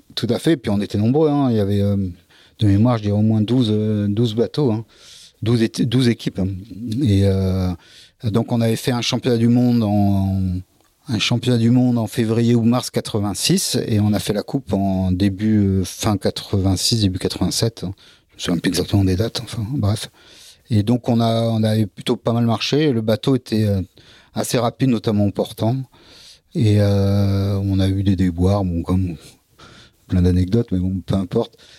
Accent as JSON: {"language": "French", "town": "Dunkirk", "region": "Hauts-de-France", "country": "France", "tie": "born or raised there", "also_born_or_lived": "Lille / Brittany (Bay of Morlaix)", "said": "je suis né à Dunkerque"}